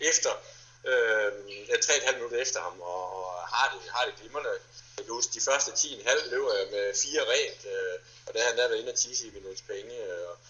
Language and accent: Danish; Viborg, Central Denmark Region, Denmark; Hjemme i Viborg har vi en 18 km enkeltstartsrute